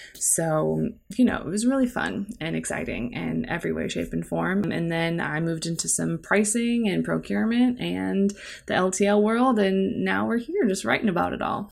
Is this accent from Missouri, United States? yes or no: yes; St. Louis, Missouri, United States; also born or lived in Cape Girardeau, Missouri; I've lived in Saint Louis for most of my life